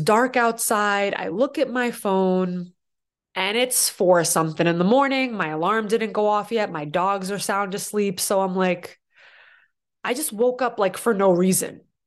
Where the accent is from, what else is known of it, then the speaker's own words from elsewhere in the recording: Boston, Massachusetts, United States; now in New York, United States; I'm from Boston originally, so when I first moved to New York